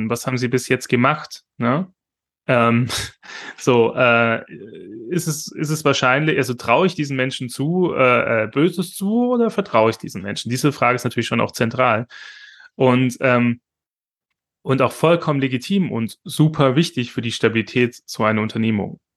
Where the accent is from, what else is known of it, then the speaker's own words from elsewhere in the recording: Esslingen, Baden-Württemberg, Germany; Oder das Popinski in, äh, in Esslingen, wo ich herkomme, ähm